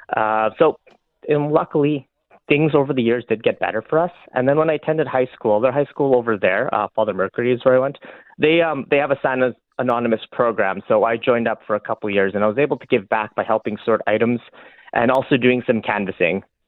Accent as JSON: {"language": "English", "town": "Fort McMurray", "region": "Alberta", "country": "Canada", "tie": "born or raised there", "said": "I grew up in Fort McMurray"}